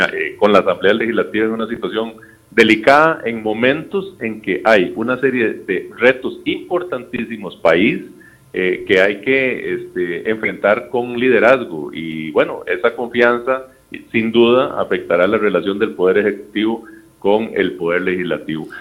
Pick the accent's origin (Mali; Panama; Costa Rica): Costa Rica; como costarricense